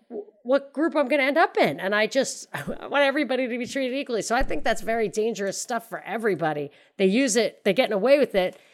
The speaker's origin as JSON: {"language": "English", "country": "Ireland", "said": "And I mean, I'm Irish. I'm an Irish citizen."}